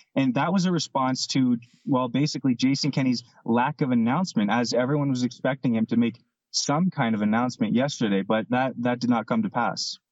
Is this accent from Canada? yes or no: yes; Canada; we're Canadian